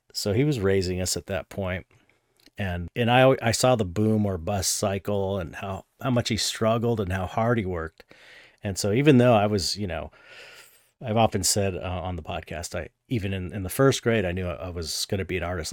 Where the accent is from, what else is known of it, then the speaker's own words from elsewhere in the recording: San Pedro, California, United States; I grew up in San Pedro, and that's, like, you know, forty minutes outside of Hollywood